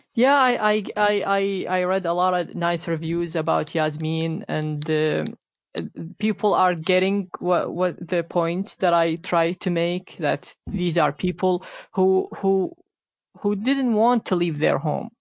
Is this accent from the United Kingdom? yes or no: no; Iraq; moved away; I grew up in Iraq